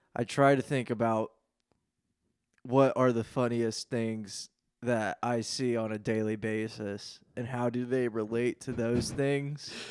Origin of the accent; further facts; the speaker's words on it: Lafayette, Indiana, United States; moved away as an adult; now in Cincinnati, United States; I'm from Lafayette, Indiana